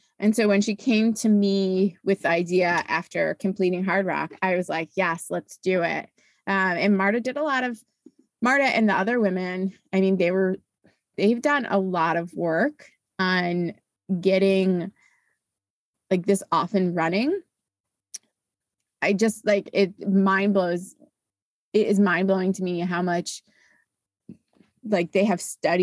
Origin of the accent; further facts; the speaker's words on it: East Coast, United States; I'm originally from the East Coast.